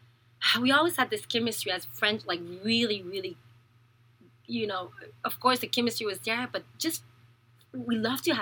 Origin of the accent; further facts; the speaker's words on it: Montreal, Quebec, Canada; also born or lived in Thailand; now in Toronto, Canada; we're both from Montreal, so we met in Montreal